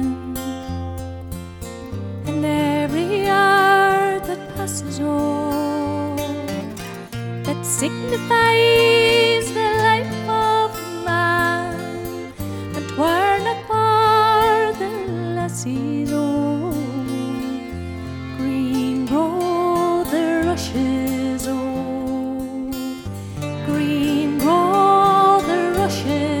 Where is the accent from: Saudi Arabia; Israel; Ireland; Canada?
Ireland; Donegal, Ulster; we are from Donegal, very like this area, loads of mountains